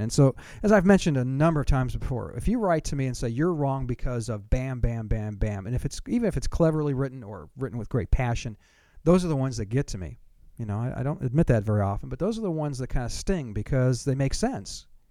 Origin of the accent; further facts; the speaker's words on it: Southern California, United States; moved away; I'm from Southern California